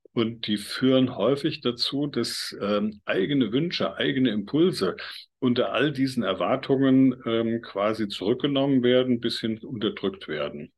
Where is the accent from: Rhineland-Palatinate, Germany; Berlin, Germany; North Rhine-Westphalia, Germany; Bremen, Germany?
Rhineland-Palatinate, Germany; Mainz Basin, lower Nahe, near Bingen am Rhein; Ich komme ja hier aus der Region Mainzer Becken, unterer äh, Nahelauf in der Nähe von Bingen am Rhein